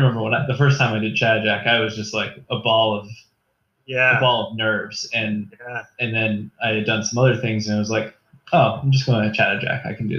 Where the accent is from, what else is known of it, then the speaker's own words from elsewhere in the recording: Gloucester, Massachusetts, United States; also born or lived in Rhode Island; I grew up in Gloucester, pretty much on the water, like literally, like I could walk to the waterfront.